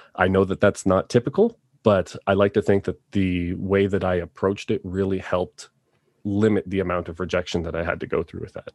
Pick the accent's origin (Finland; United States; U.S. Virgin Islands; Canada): Canada; Toronto, Ontario; now in Calgary, Canada; I am originally from Toronto